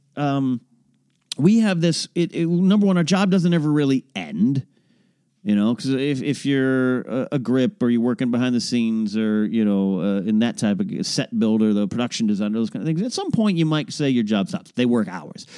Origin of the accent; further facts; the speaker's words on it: Pismo Beach, California, United States; near Pismo Beach, California, my hometown, uh, hometown area